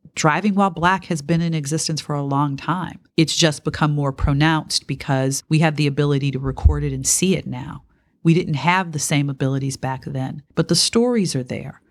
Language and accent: English; Detroit, Michigan, United States; I grew up in Detroit in the nineteen sixties